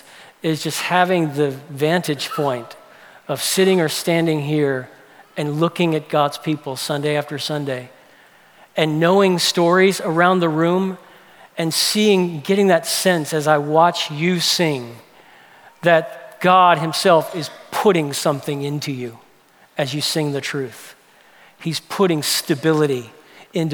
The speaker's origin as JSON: {"language": "English", "town": "New Orleans", "region": "Louisiana", "country": "United States", "tie": "born or raised there", "said": "I grew up in New Orleans"}